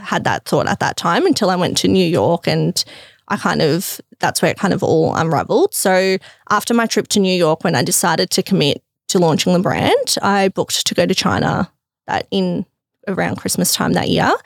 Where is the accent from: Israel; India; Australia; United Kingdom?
Australia; Melbourne, Victoria; also born or lived in Crete, Greece; I grew up around, yeah, Box Hill, Burwood